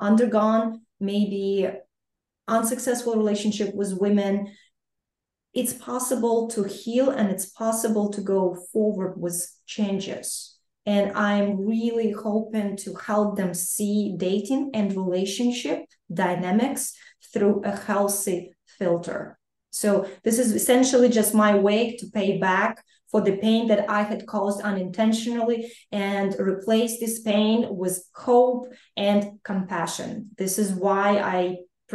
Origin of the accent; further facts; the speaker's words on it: Ukraine; moved away; I grew up and I was born and raised in Ukraine, I am Ukrainian